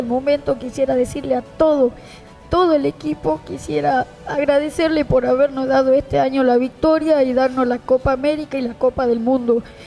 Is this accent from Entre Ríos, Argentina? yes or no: no; Embarcación, Salta, Argentina; Mi pueblo se llama Embarcación.